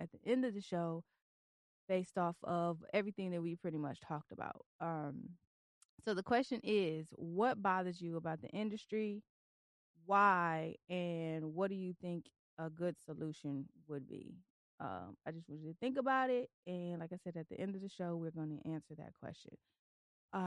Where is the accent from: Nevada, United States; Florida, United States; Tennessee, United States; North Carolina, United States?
Tennessee, United States; also born or lived in Detroit, Michigan; now in Virginia Beach, United States; I'm originally from Detroit. And I was raised in Tennessee